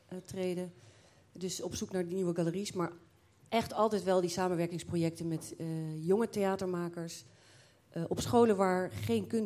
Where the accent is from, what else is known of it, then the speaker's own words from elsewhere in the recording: The Hague, South Holland, Netherlands; moved away as an adult; also born or lived in Waal area; niet uit Amersfoort, ik kom uit Den Haag.